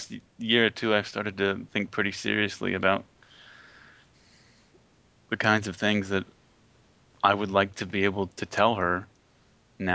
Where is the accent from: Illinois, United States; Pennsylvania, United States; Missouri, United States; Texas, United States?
Pennsylvania, United States; now in Dallas, United States; All of my family, both on my father and my mother's side, are from Pennsylvania. I grew up in Pennsylvania.